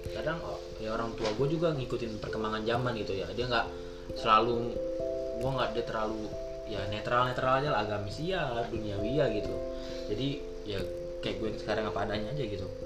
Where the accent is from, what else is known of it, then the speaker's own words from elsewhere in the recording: Padang Panjang, West Sumatra, Indonesia; gua lahir di Padang Panjang salah satu kota di Sumatera Barat bukan kota Padang ya tapi Padang Panjang